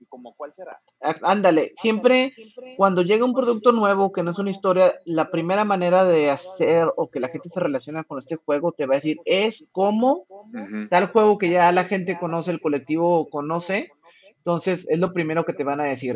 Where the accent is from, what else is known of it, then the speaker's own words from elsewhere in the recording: Chihuahua, Mexico; soy de Chihuahua